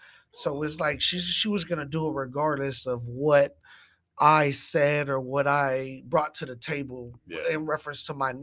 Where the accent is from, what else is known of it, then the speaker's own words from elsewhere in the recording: Dallas, Texas, United States; Well, definitely I am from Lake Highlands. … I'm 38 years old.